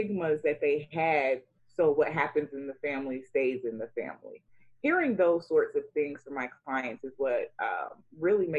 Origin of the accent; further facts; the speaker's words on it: United States; also born or lived in Sierra Leone; what it meant to be an African child growing up in America